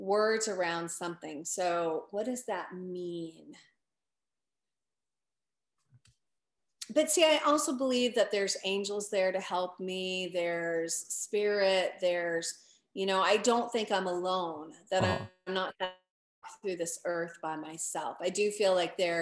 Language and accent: English; United States; I grew up in America and I grew up in the Christian faith